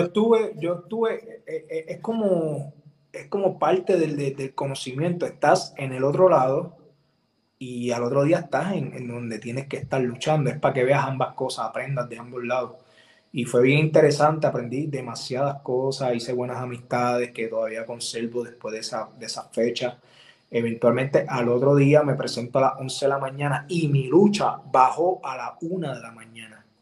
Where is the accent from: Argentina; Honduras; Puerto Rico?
Puerto Rico; vengo de Puerto Rico